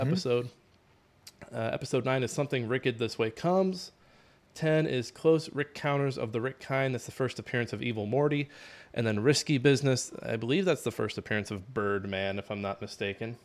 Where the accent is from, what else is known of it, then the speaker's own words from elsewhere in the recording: Midwest, United States; We're from the Midwest